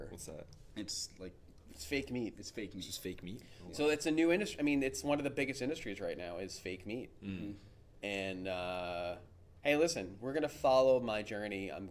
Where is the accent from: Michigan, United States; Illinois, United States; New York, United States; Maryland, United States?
New York, United States; Queens; I have no idea. I'm from Queens.